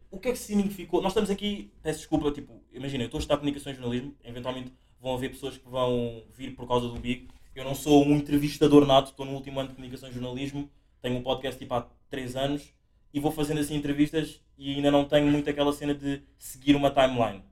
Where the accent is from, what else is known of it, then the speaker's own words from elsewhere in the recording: Angola; moved away; eu encontro o meu lado africano angolano, porque eu nasci em África, Angola